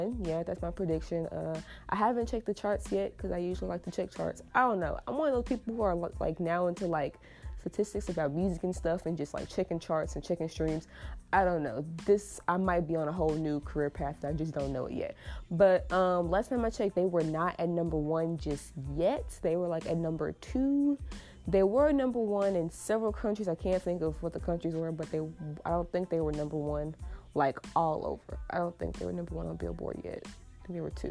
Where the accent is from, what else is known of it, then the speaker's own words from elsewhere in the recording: United States; I have the privilege of being an American-born citizen